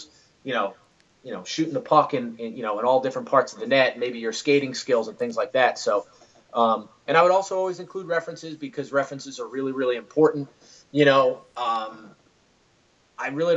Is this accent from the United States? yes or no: yes; New York City, New York, United States; moved away as an adult; also born or lived in Southern Westchester, New York; now in Florida, United States; so I grew up in the Bronx, went to high school in Southern Westchester, just north of the Bronx.